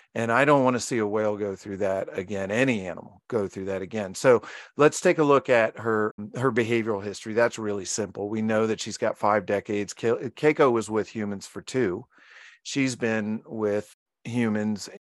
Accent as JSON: {"language": "English", "region": "Virginia", "country": "United States", "tie": "born or raised there", "said": "I was born in Virginia"}